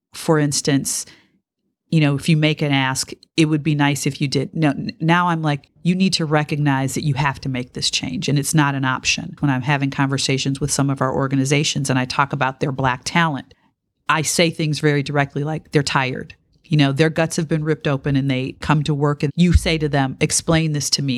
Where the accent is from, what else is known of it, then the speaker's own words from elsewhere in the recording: Detroit, Michigan, United States; I grew up in Detroit in the nineteen sixties